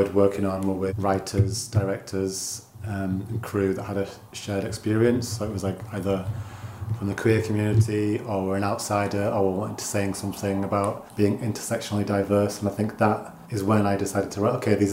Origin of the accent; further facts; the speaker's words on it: Dalton-in-Furness, North West England, United Kingdom; also born or lived in Scottish Borders; now in Scotland, United Kingdom; I grew up in Cumbria, in a town called Dalton-in-Furness, which is really small and like a peninsula